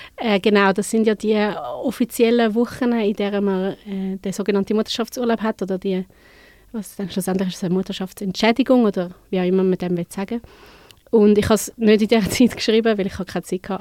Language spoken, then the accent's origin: German; Winterthur, Zurich, Switzerland; ich bin von Winti, ich bin zu Winterthur aufgewachsen.